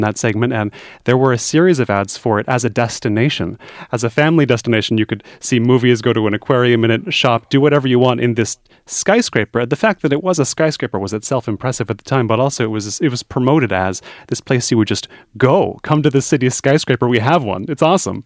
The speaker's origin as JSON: {"language": "English", "country": "United States", "tie": "born or raised there", "moved": "yes", "said": "growing up in America"}